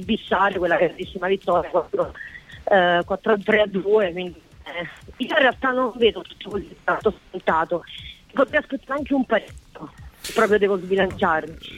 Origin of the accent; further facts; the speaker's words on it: Foggia, Apulia, Italy; moved away as an adult; now in Rome, Italy; il mio cuore foggiano c'è, è la città che mi ha visto nascere, crescere, vivere